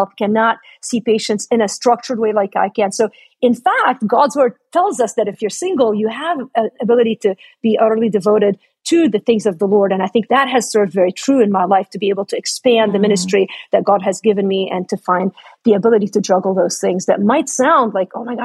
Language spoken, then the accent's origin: English; Lebanon; That's my home country, by the way. I'm Lebanese.